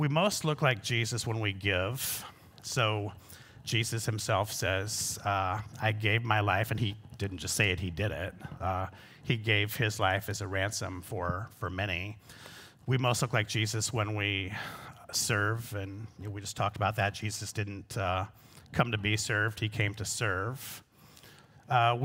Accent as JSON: {"language": "English", "area": "Pocahontas County", "region": "Northwest Iowa", "country": "United States", "said": "So I'm from Northwest Iowa."}